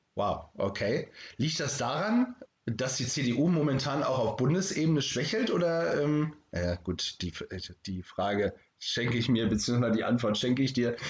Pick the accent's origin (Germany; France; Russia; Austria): Germany; the North, Northern Germany; wie man bei uns im Norden sagt, moin